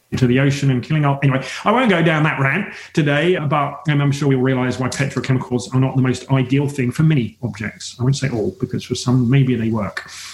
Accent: England, United Kingdom; moved away as an adult; now in Australia; even though I'm based in Australia for 21 years now, I'm English originally

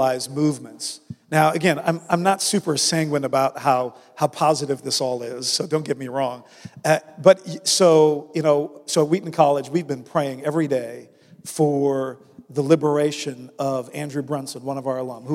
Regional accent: Netherlands; moved away; the Netherlands, my home country

